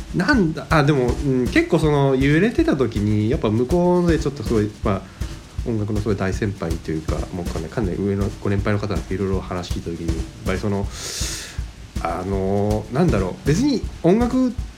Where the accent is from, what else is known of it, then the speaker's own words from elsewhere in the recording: Japan; also born or lived in Kanagawa; 生まれも育ちもこの上野地区になります